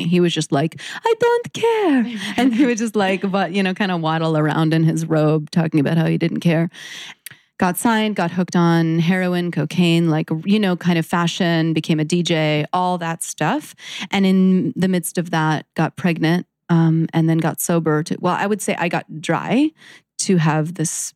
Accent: New York City, New York, United States; I'm born and raised in New York City

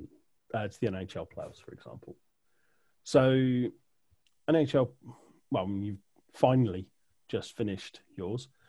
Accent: United Kingdom; We're a very small island

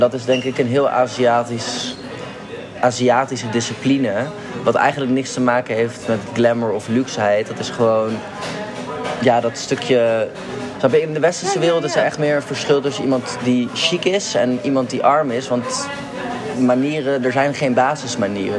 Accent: Netherlands; also born or lived in Spain; We zijn wel hier geboren en we hebben een Nederlandse ouder en een niet-Nederlandse ouder.

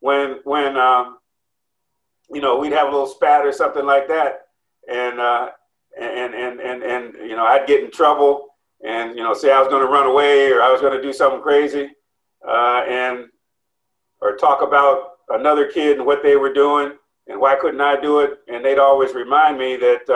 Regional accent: Cleveland, Ohio, United States; moved away as an adult; I grew up on 145th.

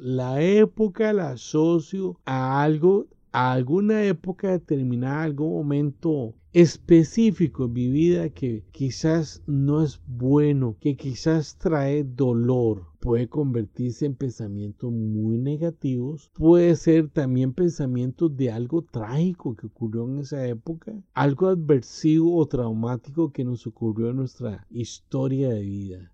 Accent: Costa Rica; En mi país, Costa Rica

